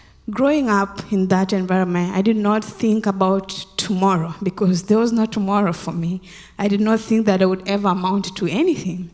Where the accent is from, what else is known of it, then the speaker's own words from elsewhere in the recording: Western Kenya, Kenya; moved away; I grew up in Kenya, in a village in Western Kenya.